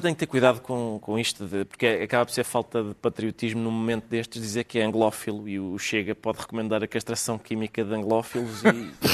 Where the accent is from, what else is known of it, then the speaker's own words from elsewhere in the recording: Portugal; somos portugueses